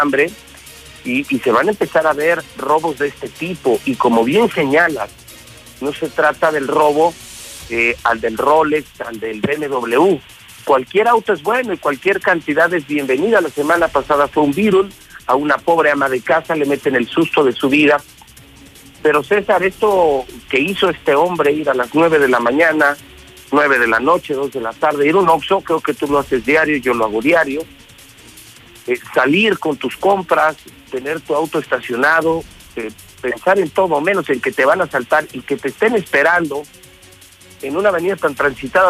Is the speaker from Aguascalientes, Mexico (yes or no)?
yes; Aguascalientes, Mexico; Y yo sí soy de Aguascalientes y tengo tres décadas trabajando por Aguascalientes